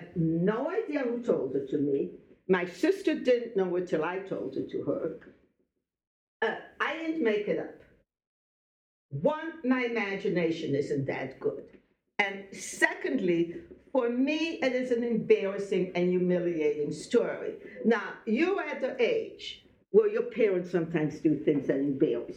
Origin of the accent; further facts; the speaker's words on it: Belgium; I was born in Belgium